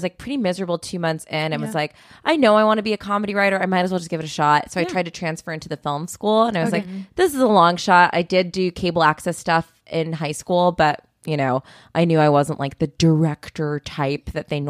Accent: Philadelphia suburbs, Pennsylvania, United States; also born or lived in New York; now in Los Angeles, United States; I'm from the Philly suburbs.

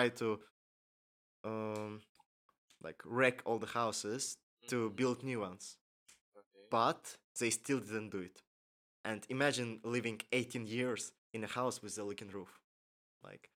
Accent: Baku, Azerbaijan; I was born here in Baku, and I've lived here all my life.

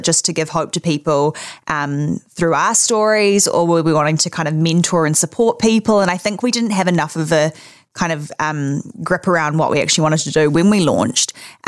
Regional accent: Auckland, New Zealand; moved away as an adult; also born or lived in Los Angeles, United States; I grew up in Auckland, Remuera, with my family, mum, dad, sister, dog. Went to school in Auckland. And then at the age of 18, I moved to Los Angeles.

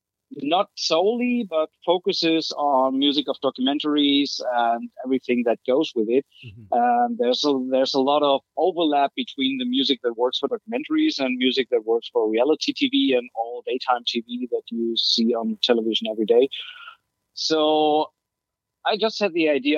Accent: Germany; moved away as an adult; now in California, United States; I'm from Germany originally. I moved to California in April last year

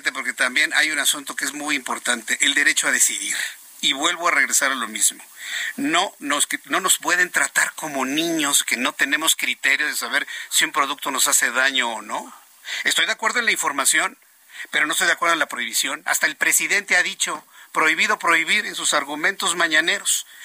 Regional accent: Mexico; aquí en México no funcionan porque no somos chilenos

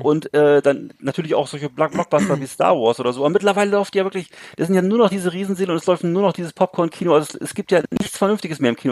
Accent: Bremerhaven, Bremen, Germany; in 70er, 80er Jahren, wo ich groß geworden bin, nichts mehr zu tun, weißt du, wo es bei mhm. uns in Bremerhaven

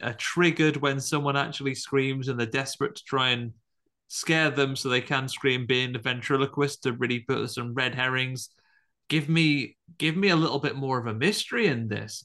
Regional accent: Tamworth, West Midlands, United Kingdom; growing up in Tamworth

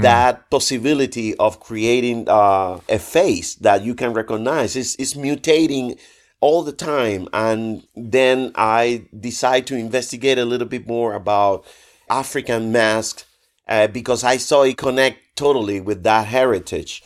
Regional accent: Trinidad, Sancti Spíritus, Cuba; moved away as an adult; also born or lived in Havana / Madrid; I was, uh, an art student back in my hometown in Cuba, in Trinidad

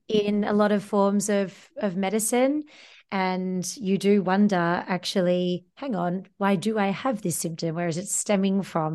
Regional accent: Australia; moved away; I'm an Australian, you're a fellow Antipodean

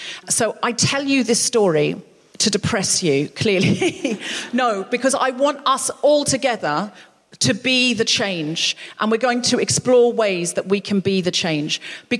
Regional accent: Australia; now in United Kingdom; Because I came from a place of privilege of my own free will. I came from Australia, where the economy was good, everything was fine. I came over here uninvited, nobody asked me to.

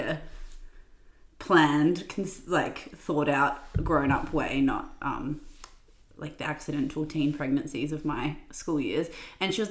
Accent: Australia; also born or lived in England; When I was, like, 3, and I moved to Australia

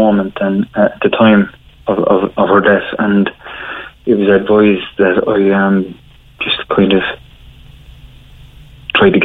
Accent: Cork, Munster, Ireland; I grew up in Hollyhill in Arcullen

